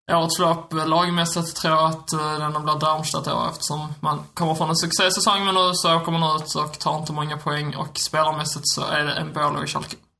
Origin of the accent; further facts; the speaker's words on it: Skåne, Sweden; accent: Scanian (skånska); min skånska